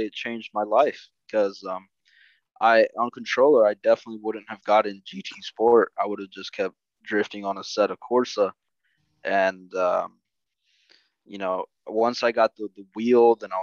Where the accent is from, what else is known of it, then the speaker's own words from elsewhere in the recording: Costa Rica; now in United States; I am originally from Costa Rica, immigrated to the U.S.